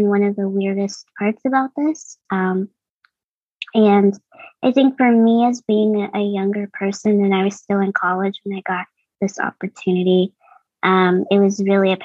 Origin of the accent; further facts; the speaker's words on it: Boston, Massachusetts, United States; I'm from Boston, Massachusetts. I was born and raised here